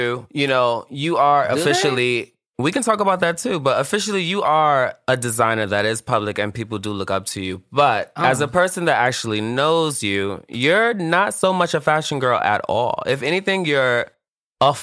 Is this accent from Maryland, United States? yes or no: no; New York City, New York, United States; I'm from Brooklyn